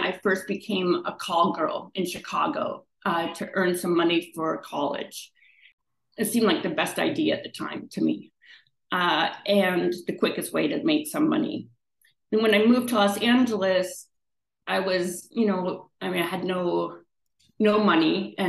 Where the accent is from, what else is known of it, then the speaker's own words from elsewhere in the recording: Victoria, British Columbia, Canada; born there; And I was born in Victoria in British Columbia.